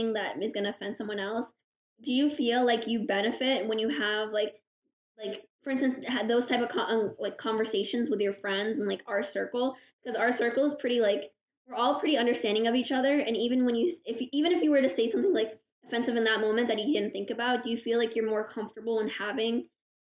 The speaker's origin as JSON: {"language": "English", "country": "Morocco", "said": "I'm a Moroccan Muslim woman"}